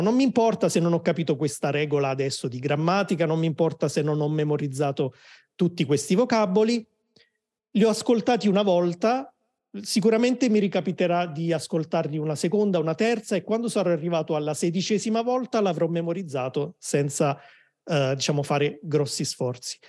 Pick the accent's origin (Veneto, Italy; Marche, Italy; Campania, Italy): Campania, Italy; Naples; moved away; also born or lived in Rome; sono di Napoli, ma ho vissuto a Roma per tanti anni